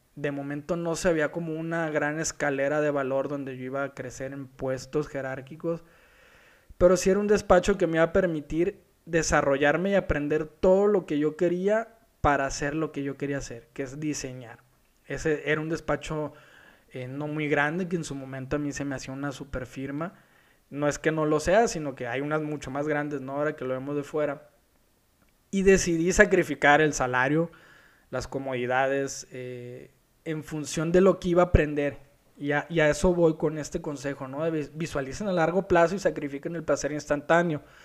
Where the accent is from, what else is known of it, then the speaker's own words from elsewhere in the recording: Culiacán, Sinaloa, Mexico; now in Guadalajara, Mexico; Yo soy de Culiacán, vivo en Guadalajara.